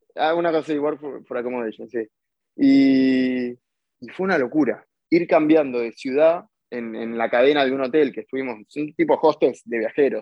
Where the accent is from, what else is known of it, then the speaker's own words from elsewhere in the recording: Bernal, Buenos Aires Province, Argentina; soy de Bernal, es una ciudad en, la zona sur de Buenos Aires, a unos 40 kilómetros de capital